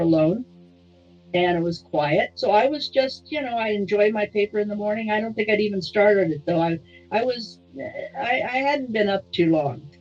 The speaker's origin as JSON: {"language": "English", "town": "San Diego", "region": "California", "country": "United States", "tie": "born or raised there", "said": "I was born in San Diego. I'm the original owner of the home that I live"}